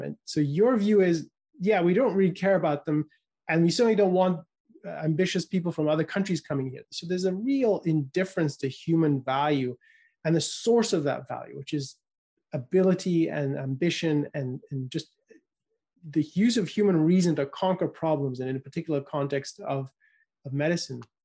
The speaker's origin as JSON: {"language": "English", "country": "United Kingdom", "tie": "born or raised there", "said": "I was growing up in the United Kingdom"}